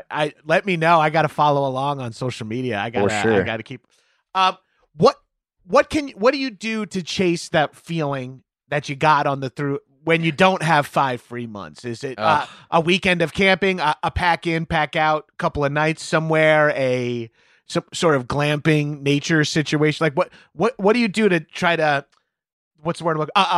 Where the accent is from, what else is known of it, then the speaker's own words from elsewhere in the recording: East Coast, United States; And I'm from the East Coast originally